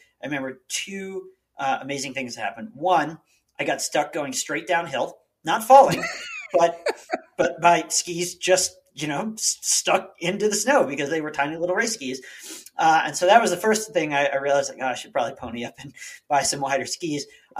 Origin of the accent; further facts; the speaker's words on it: East Coast, United States; And I'm glad I was from the East Coast and went to Penn State, but this was kind of a different animal.